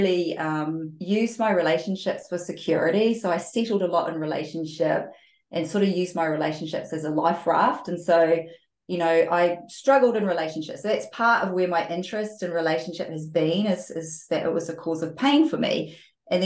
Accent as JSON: {"language": "English", "country": "New Zealand", "tie": "born or raised there", "said": "I grew up in New Zealand"}